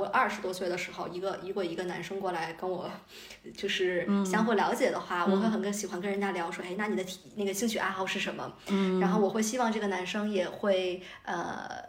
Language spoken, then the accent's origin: Chinese; China; 对于中国来讲，我们中国人自行车是我们基因里的东西